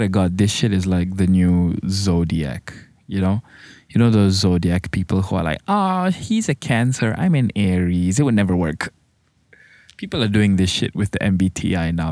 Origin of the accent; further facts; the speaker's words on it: Malaysia; I'm a Malaysian.